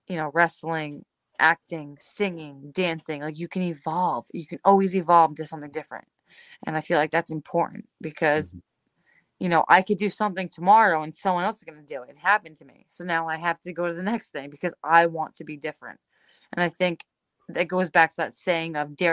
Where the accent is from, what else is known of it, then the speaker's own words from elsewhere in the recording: Belleville, New Jersey, United States; I grew up in Belleville, New Jersey.